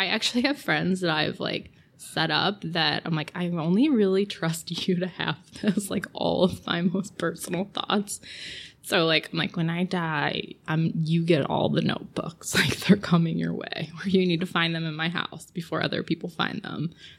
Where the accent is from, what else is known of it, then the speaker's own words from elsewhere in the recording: Batavia, Illinois, United States; certainly my interests have changed since I was, you know, like a high schooler here, where basically we were like, there's nothing to do in Batavia.